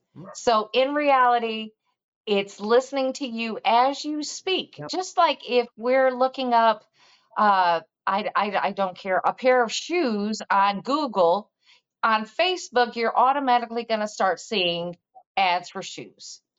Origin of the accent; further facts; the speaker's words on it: Missouri, United States; from Missouri, so you need to show me because I'm from the show me state